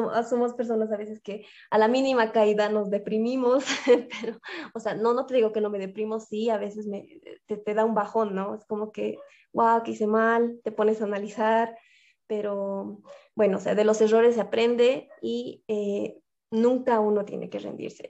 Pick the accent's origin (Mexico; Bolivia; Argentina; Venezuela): Bolivia; La Paz; soy de La Paz, Bolivia